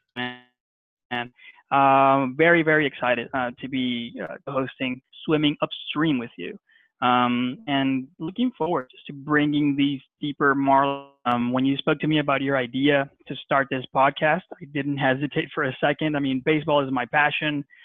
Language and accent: English; Barranquilla, Atlántico, Colombia; I'm from Barranquilla, Colombia.